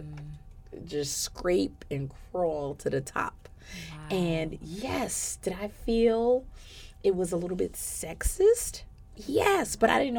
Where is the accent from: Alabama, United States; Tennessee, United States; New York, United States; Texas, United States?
New York, United States; New York City; moved away; I'm born and raised in New York City